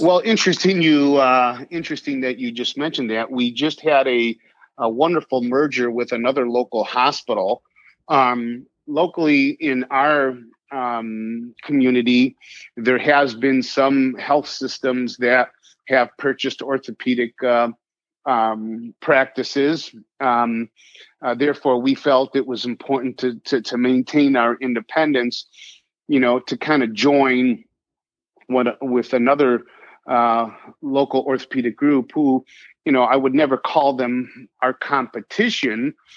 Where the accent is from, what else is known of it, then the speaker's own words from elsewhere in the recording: near Geneva, Illinois, United States; also born or lived in Ohio; Geneva is about 15 minutes from my hometown where I grew up